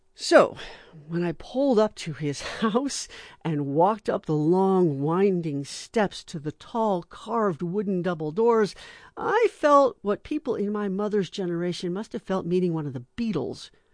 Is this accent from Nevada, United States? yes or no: yes; Las Vegas, Nevada, United States; I grew up in Vegas